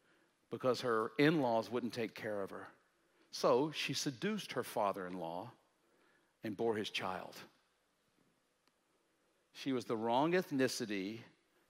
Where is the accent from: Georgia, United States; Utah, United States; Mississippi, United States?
Mississippi, United States; Jackson; now in Tennessee, United States; I grew up in Jackson, Mississippi, and so we had Mississippi history